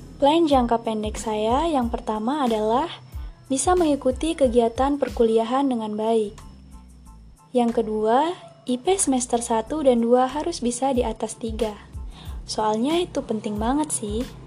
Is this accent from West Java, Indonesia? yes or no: no; Air Naningan, Tanggamus Regency, Lampung, Indonesia; Lahir di Kecamatan Air Naningan, Kabupaten Tanggamus